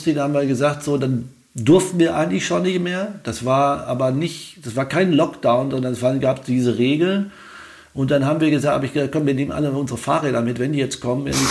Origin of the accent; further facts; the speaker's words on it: Wetter, North Rhine-Westphalia, Germany; also born or lived in Niedermarsberg; ich bin geboren in Niedermarsberg und da war er Pfarrer und äh, oder Vikar sogar, das ist die Vorstufe zum mhm. Pfarrer. Dann ist er nach Wetter gegangen, Wetter an der Ruhe.